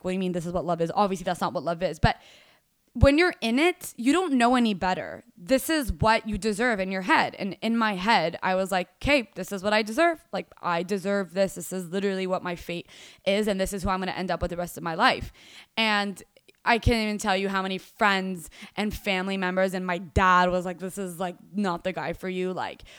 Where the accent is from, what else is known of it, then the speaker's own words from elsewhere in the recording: Dubai, United Arab Emirates; now in Fort Worth, United States; Went through growing up in Dubai and ended up in Fort Worth, Texas. Completely different world, completely different everything.